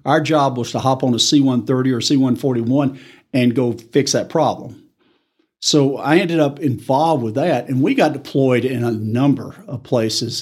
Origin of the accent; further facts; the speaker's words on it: Tupelo, Mississippi, United States; moved away as an adult; also born or lived in Tulsa, Oklahoma / Arkansas; now in Amarillo, United States; I'm originally from Tupelo, Mississippi